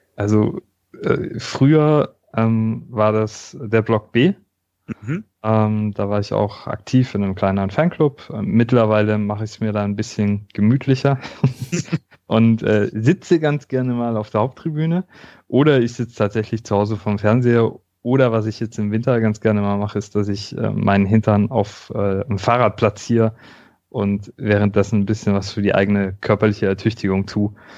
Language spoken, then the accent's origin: German; Stuttgart, Baden-Württemberg, Germany; ich komme aus Stuttgart